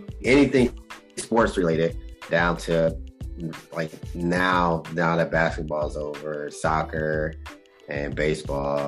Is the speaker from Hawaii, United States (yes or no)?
no; Trotwood, Ohio, United States; I grew up in Dayton. Born and raised in that area, suburb, which is called Trotwood